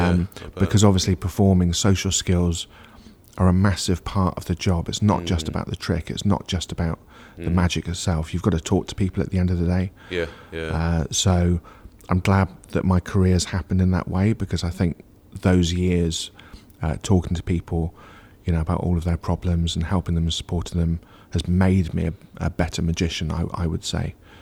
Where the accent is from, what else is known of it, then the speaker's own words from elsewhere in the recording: Churchdown, South West England, United Kingdom; But we kept being posted back to Gloucestershire, so I would consider Gloucestershire as home, really, even though we moved around quite a bit.